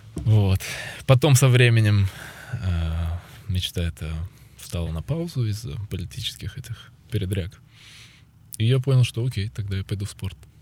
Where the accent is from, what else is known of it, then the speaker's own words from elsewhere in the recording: Ukraine; когда возвращался сюда, в Украину